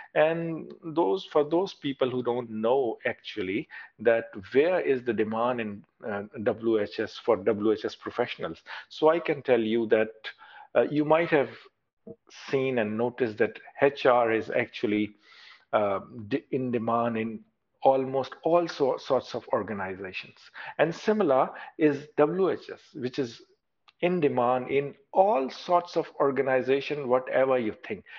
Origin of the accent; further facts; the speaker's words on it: Pakistan; moved away as an adult; now in Australia; I was working in, in my home country as a consultant